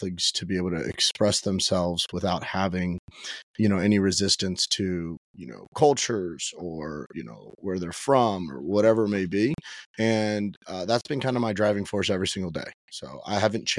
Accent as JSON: {"language": "English", "town": "Miami", "region": "Florida", "country": "United States", "tie": "born or raised there", "said": "I was born and raised in Miami"}